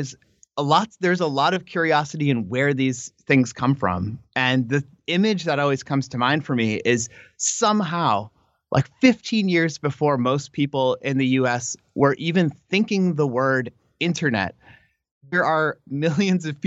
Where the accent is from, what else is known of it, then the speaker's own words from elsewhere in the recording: United States; as an American scholar